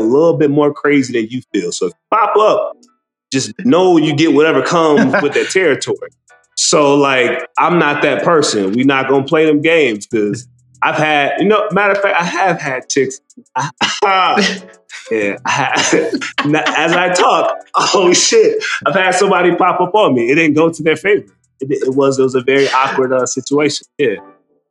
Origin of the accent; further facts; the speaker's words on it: United States; we're American